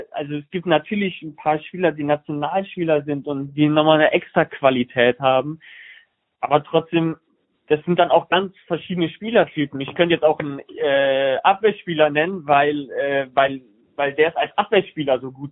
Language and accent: German; Bonn, North Rhine-Westphalia, Germany; accent: Rhineland; ich komme ja aus Bonn, Köln so und ich bin Rheinländer, wenn man es nicht hört.